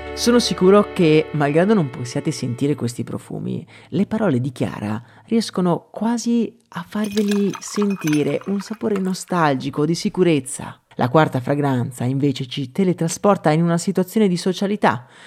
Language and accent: Italian; Italy; dalle mie parti